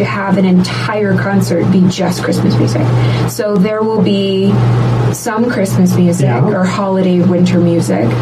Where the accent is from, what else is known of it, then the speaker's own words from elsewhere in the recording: Florida, United States; I grew up half in Florida, half here.